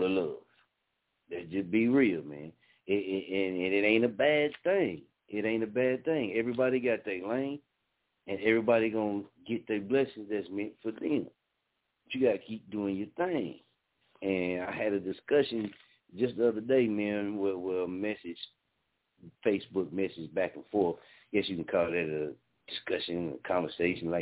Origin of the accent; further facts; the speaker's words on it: Muskogee, Oklahoma, United States; moved away as an adult; I'm born and raised in Muskogee, man. Love my city